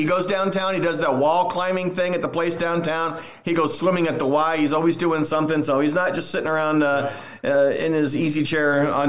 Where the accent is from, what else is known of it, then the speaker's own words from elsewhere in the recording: Los Angeles, California, United States; moved away as an adult; now in Spokane, United States; This was before I moved to Spokane. I grew up in the San Fernando Valley and went to high school there.